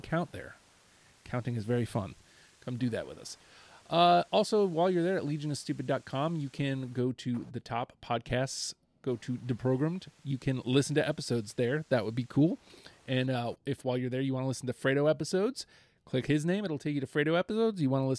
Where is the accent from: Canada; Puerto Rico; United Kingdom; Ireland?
Canada; I'm Canadian, eh?